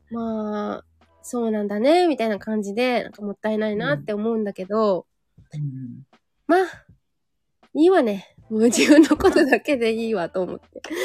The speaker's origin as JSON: {"language": "Japanese", "town": "Yokohama", "region": "Kanagawa", "country": "Japan", "tie": "born or raised there", "said": "うちの実家の陽光台っていう店舗"}